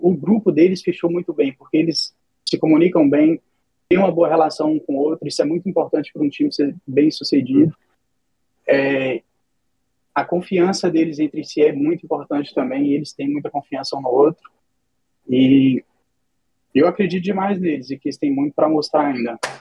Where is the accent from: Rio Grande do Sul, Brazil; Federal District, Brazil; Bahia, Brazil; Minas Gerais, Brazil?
Minas Gerais, Brazil; now in United States; Eu sou de Minas Gerais, tenho 28 anos, moro nos Estados Unidos